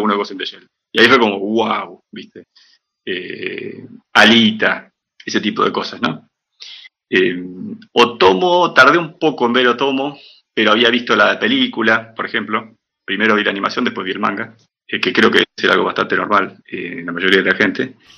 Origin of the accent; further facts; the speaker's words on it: Viedma, Río Negro, Argentina; moved away as an adult; also born or lived in El Bolsón, Río Negro / Buenos Aires / Sapporo, Japan; now in Brazil; yo nací en el Bolsón Río Negro, en el año 80, eh, y viví casi 10 años ahí, mi viejo vive ahí todavía. Eh, y en el 90, 90, 89, 90, nos mudamos